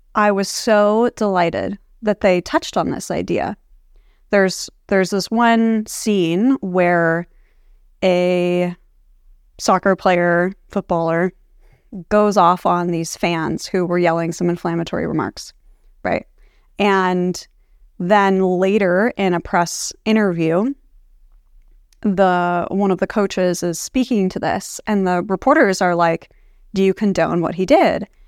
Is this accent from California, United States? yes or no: yes; Palo Alto, California, United States; growing up in Palo Alto